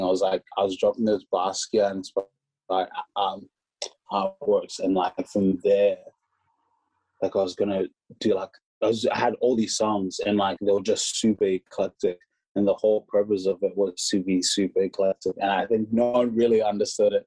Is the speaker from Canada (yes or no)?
no; Hamilton, Waikato, New Zealand; moved away; we grew up in Hamilton, New Zealand together